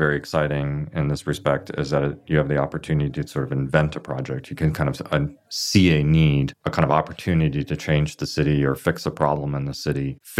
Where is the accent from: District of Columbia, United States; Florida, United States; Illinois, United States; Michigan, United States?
Michigan, United States; moved away as an adult; now in Los Angeles, United States; I grew up in Michigan. My early education is in Michigan, but I did come out to LA, I want to say the summer of 96 to go to grad school, which was SCI-Arc. Graduated in 2000, so I've been in LA. This summer will be 20 years.